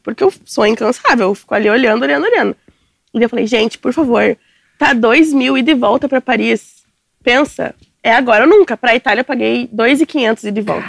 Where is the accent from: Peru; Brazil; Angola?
Brazil; São Leopoldo, near Porto Alegre, Rio Grande do Sul; Eu sou de São Paulo, não sou de Porto Alegre